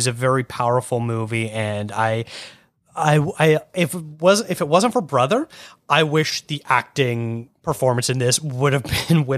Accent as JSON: {"language": "English", "town": "Oakville", "region": "Ontario", "country": "Canada", "tie": "born or raised there", "also_born_or_lived": "Burlington", "said": "I was born in Oakville."}